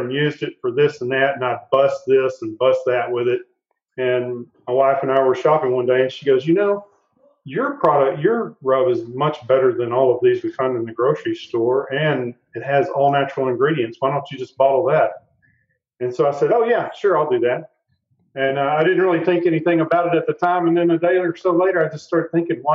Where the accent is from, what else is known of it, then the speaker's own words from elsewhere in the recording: Noonday, Texas, United States; when I was a little kid, I was from East Texas, a little town called Noonday outside of Tyler